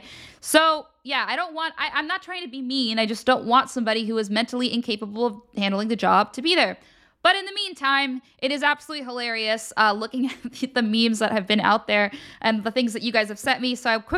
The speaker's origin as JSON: {"language": "English", "region": "Pennsylvania", "country": "United States", "said": "I'm from Pennsylvania"}